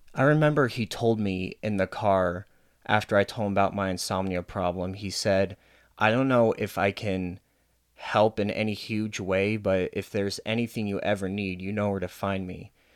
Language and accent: English; Arvada, Colorado, United States; You and me, we grew up in Arvada, which is a very white bread town